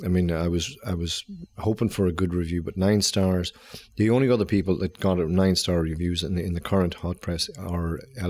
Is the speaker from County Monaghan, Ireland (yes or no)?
yes; Clones, County Monaghan, Ireland; also born or lived in Dublin; now in Drogheda, Ireland; I'm originally from Clonus.